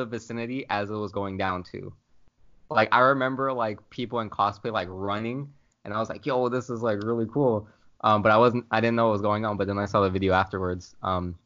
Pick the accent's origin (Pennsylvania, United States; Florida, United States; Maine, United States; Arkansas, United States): Florida, United States; I'm from Florida